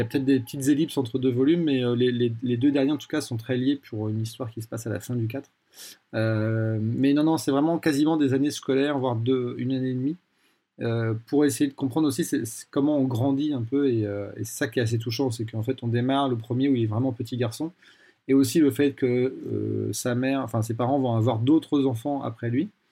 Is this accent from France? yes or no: yes; France; j'ai grandi en France de manière très classique.